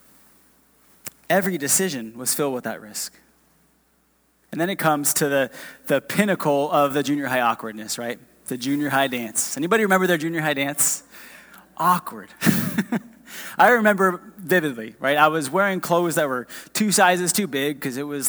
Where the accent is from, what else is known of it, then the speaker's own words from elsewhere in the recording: a few miles from Disneyland, Southern California, United States; moved away as an adult; now in Round Rock, United States; We're not from Texas originally. We're from Southern California.